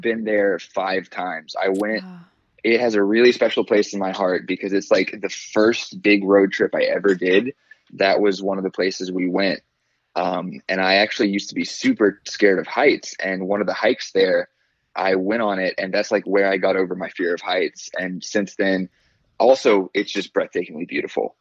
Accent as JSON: {"language": "English", "town": "Fairhope", "region": "Alabama", "country": "United States", "tie": "born or raised there", "also_born_or_lived": "Atlanta, Georgia", "lives_now": "Birmingham, United States", "said": "so I grew up in Fairhope. Um, I was actually born right outside of Atlanta, Georgia. Um, okay. But I mean, when I turned like three, we moved to Fairhope, so I, I claim Fairhope"}